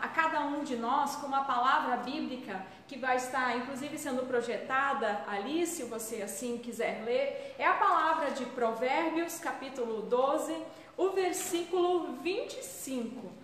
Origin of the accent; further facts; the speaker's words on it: Brazil; nós brasileiros